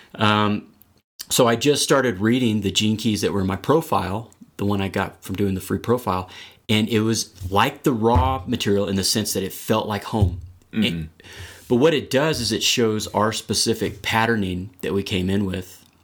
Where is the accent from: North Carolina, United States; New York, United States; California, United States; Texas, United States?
Texas, United States; moved away as an adult; now in Colorado, United States; I'm originally from Texas. I've been out here in Colorado for about ten or eleven years